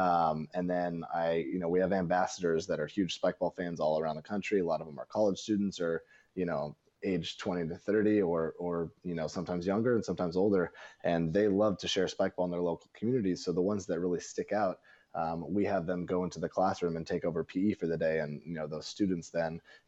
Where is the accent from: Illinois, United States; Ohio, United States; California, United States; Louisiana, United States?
California, United States; Northern; I'm from Northern California